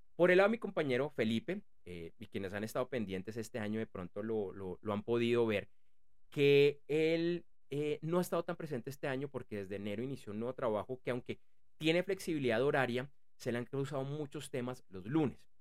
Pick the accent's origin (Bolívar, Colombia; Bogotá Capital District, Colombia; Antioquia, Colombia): Bogotá Capital District, Colombia; Bogotá; yo soy de Bogotá, y para quienes no conocen eh, eh, eh, esta ciudad, la capital de Colombia